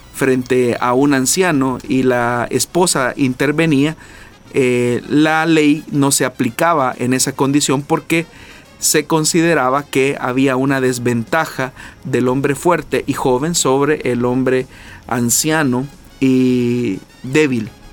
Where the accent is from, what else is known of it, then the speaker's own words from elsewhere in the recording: El Salvador; nosotros como salvadoreños